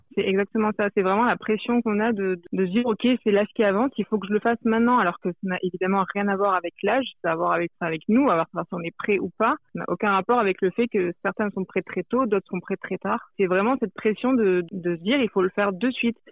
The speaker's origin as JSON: {"language": "French", "country": "France", "said": "je viens de la France"}